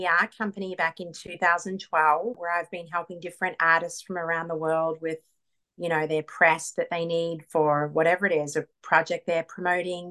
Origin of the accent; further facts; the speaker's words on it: Queensland, Australia; moved away as an adult; also born or lived in Melbourne, Australia / Atlanta, Georgia; now in Los Angeles, United States; I actually am from Melbourne, but I grew up in Queensland